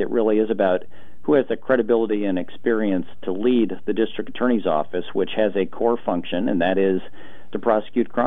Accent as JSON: {"language": "English", "town": "Portland", "region": "Oregon", "country": "United States", "tie": "born or raised there", "said": "I grew up in Portland and went to Portland Public Schools"}